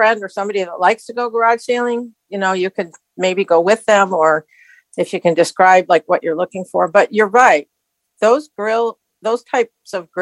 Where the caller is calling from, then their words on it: East Lansing, Michigan, United States; I'm calling from Michigan. I live in central Michigan, East Lansing, to be precise